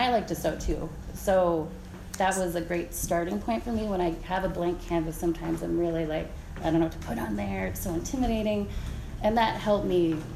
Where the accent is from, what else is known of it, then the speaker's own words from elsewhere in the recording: Fort Yukon, Alaska, United States; now in Fairbanks, United States; I am from Fort Yukon, I'm Gwich'in